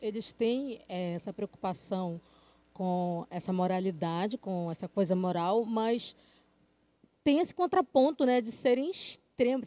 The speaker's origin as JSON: {"language": "Portuguese", "country": "Brazil"}